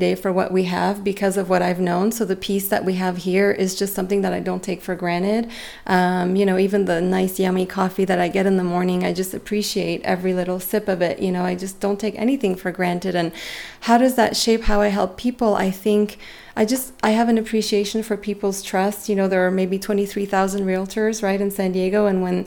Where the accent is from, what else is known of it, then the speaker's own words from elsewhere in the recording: Beirut, Beirut Governorate, Lebanon; moved away; I grew up in the Mediterranean, and I grew up in Beirut. I'm Armenian originally, but my parents are born there